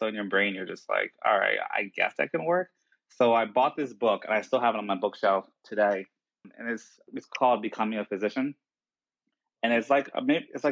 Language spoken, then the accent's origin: English; New Jersey, United States; I grew up in South Jersey